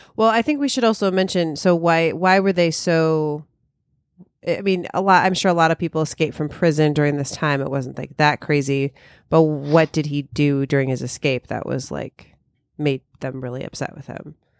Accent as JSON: {"language": "English", "town": "Chicago", "region": "Illinois", "country": "United States", "said": "we're all from Chicago"}